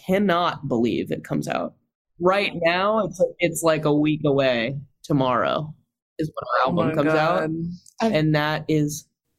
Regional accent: California, United States; I'm from California. I don't know about that.

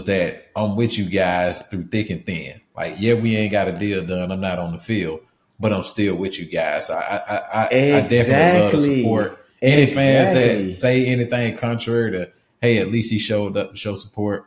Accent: the South, United States; One thing we was always taught growing up in the South

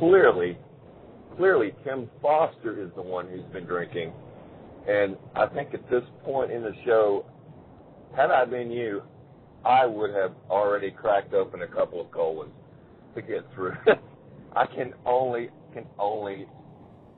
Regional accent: the South, United States; accent: southern; my southern accent

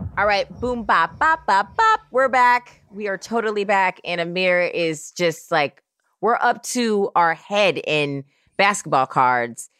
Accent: Oakland, California, United States; also born or lived in New York; I grew up in Oakland, California.

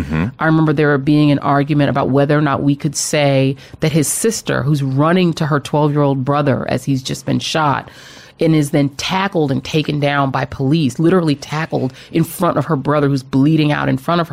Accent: Colorado, United States; moved away; I grew up in Colorado.

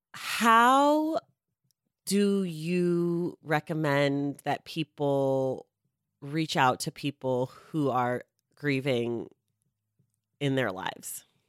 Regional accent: United States; I'm glad that I live here, but I don't necessi-, I've never lived anywhere else

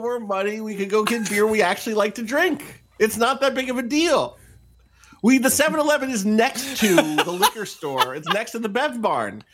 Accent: Atlantic City, New Jersey, United States; I'm from Atlantic City.

